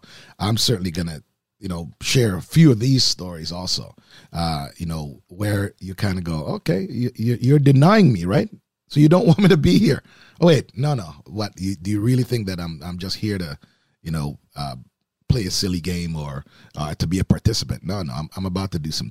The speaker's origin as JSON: {"language": "English", "town": "Oakville", "region": "Ontario", "country": "Canada", "tie": "born or raised there", "also_born_or_lived": "Baton Rouge, Louisiana", "moved": "as an adult", "said": "growing up in Oakville"}